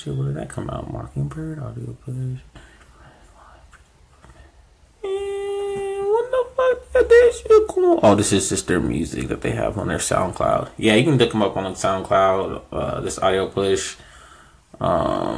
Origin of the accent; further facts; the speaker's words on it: Inland Empire, California, United States; I'm from the Inland Empire